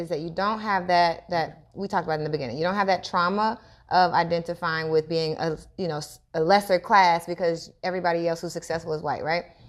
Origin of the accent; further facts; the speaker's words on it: United States; growing up in America